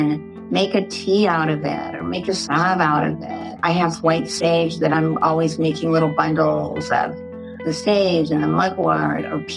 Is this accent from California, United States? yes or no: yes; California, United States; also born or lived in Arkansas; I was born in Arkansas, but raised Californian